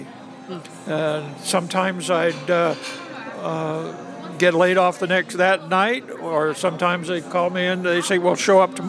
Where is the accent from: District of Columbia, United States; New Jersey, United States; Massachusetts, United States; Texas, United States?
Massachusetts, United States; Boston; accent: Boston; by the time I finished with that, with being a tour guide, got rid of my Boston accent.